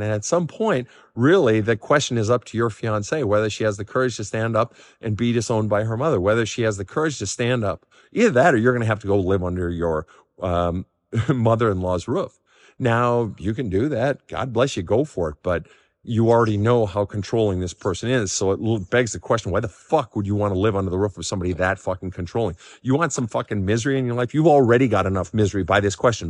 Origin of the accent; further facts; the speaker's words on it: Minnesota, United States; growing up in Minnesota